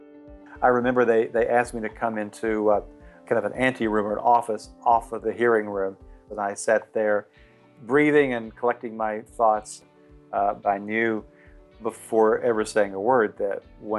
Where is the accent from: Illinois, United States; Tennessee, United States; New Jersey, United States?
Tennessee, United States; born or raised there